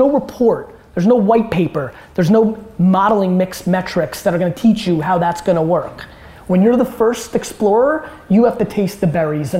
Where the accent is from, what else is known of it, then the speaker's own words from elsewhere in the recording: California, United States; I grew up in Silicon Valley, that era of Web 2.0 when everybody idolized Steve Jobs.